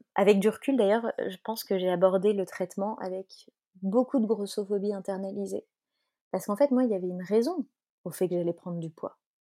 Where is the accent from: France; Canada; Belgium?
Belgium; moi je suis belge